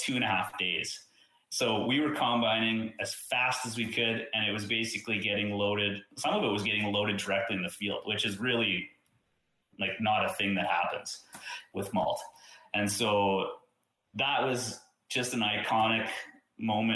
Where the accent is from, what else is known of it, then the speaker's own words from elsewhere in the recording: Saskatchewan, Canada; I'm from Saskatchewan